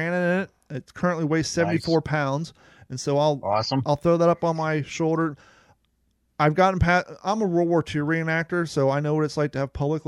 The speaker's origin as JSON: {"language": "English", "region": "Ohio", "country": "United States", "tie": "born or raised there", "moved": "yes", "said": "I grew up in Ohio and I grew up snowboarding in Mad River Mountain"}